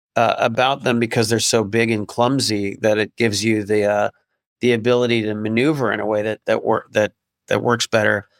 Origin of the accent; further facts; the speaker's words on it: upstate New York, United States; my hometown in upstate New York, which is not it's not New York City, but it's you know upstate New York